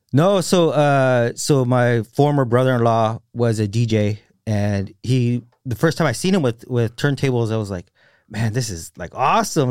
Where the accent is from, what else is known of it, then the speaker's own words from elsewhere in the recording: Salinas, California, United States; also born or lived in Marina; I'm from Salinas